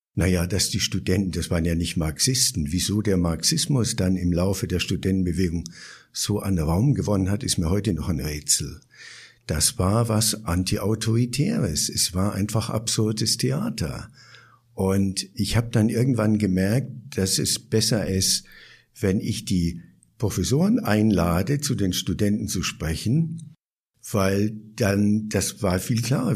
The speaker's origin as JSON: {"language": "German", "region": "Bavaria", "country": "Germany", "tie": "born or raised there", "also_born_or_lived": "Berlin", "moved": "yes", "lives_now": "Chiang Mai, Thailand", "said": "Ich bin ja so in den Nachkriegsjahren aufgewachsen"}